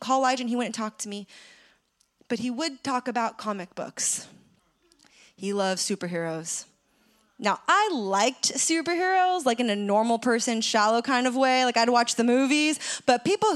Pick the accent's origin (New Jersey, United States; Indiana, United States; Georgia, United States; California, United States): California, United States; San Francisco; my hometown of San Francisco